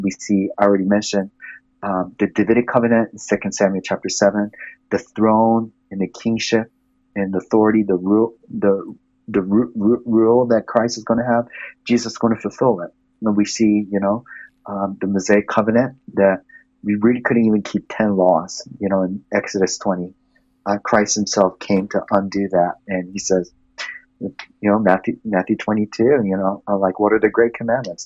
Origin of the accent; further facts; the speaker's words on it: Japan; also born or lived in Malaysia; now in United States; I grew up in Japan majority of my life.